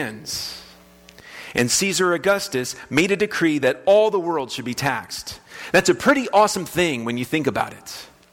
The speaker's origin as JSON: {"language": "English", "town": "West Palm Beach", "region": "Florida", "country": "United States", "tie": "born or raised there", "moved": "as an adult", "lives_now": "Kansas, United States", "said": "the house that I grew up in West Palm Beach, Florida, on Stratford"}